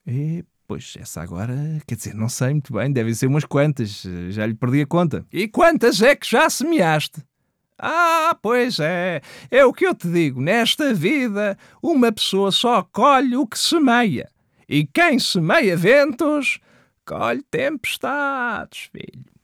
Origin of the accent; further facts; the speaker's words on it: Mirandela, Bragança District, Portugal; lá para os lados da minha terra, que é que eu sou lá de cima, sabes? Sou de Mirandela, não sei se sabias